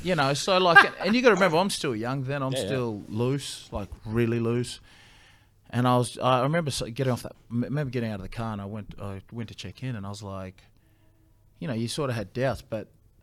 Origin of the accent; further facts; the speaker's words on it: Brisbane, Queensland, Australia; also born or lived in Ipswich; I grew up, I lived in Australia, I played Australian under-20s. You know, I grew up here in Brisbane or out at Ipswich.